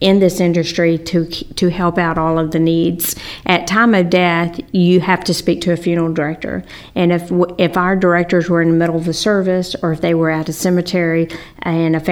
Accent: Wylie, Texas, United States; I grew up in Wiley and graduated from Wiley High School mm-hmm. and was in Wiley all my life until me and Ronnie got married.

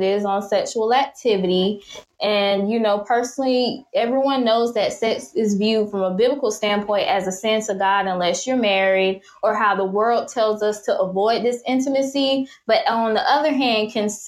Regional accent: Jacksonville, Florida, United States; my hometown, Jacksonville, Florida

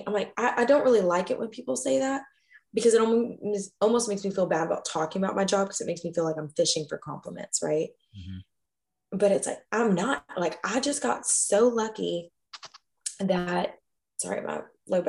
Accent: Kentucky, United States; moved away as an adult; now in Austin, United States; my hometown in Kentucky

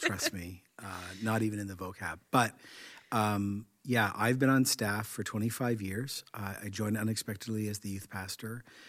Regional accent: Canada; I'm Canadian

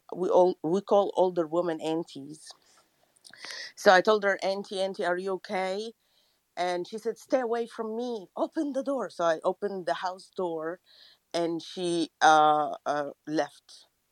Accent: Egypt; English is a second language; english is not my first language i'm from egypt

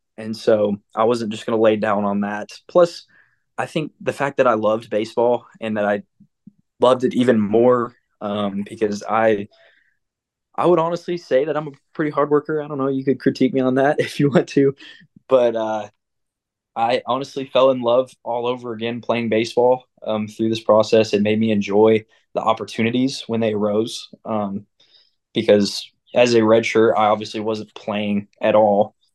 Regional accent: Clarksville, United States; growing up in Clarksville, being around a very competitive sports

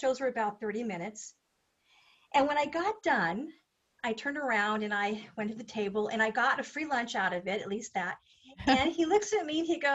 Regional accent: United States; as an American woman

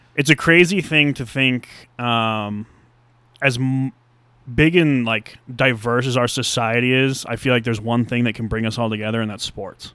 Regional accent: United States; As an American

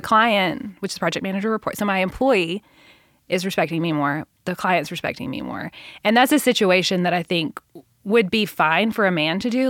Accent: Middle Tennessee, United States; I grew up in Middle Tennessee

